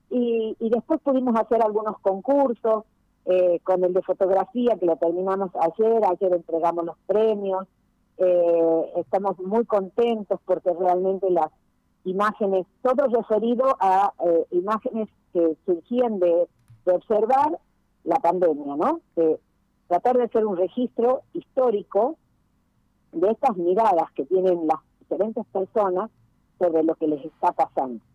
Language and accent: Spanish; Tucumán, Argentina; Nosotros como tucumanos